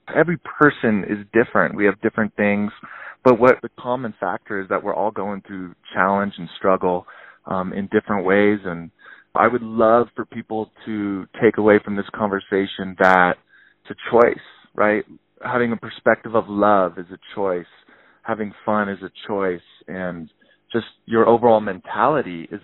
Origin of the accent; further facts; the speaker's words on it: Tahoe City, California, United States; also born or lived in Truckee, California; I was born in Truckee, raised in Tahoe City. So I'm actually a native to Tahoe, which is super rare.